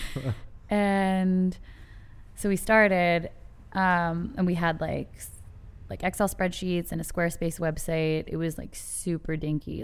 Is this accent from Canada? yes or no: yes; Canada; I, I'm Canadian